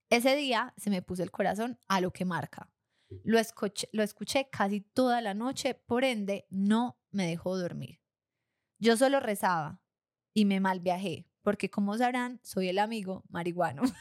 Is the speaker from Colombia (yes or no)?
yes; Armenia, Quindío, Colombia; also born or lived in Argentina; cuando llegué de Argentina viví un año en Armenia, mi ciudad de origen?